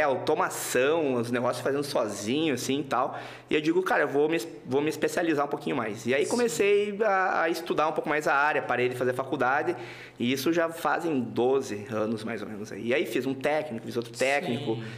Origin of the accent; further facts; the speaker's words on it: Santa Rosa, Rio Grande do Sul, Brazil; also born or lived in Passo Fundo / Santo Cristo; eu sou de Santa Rosa, Rio Grande do Sul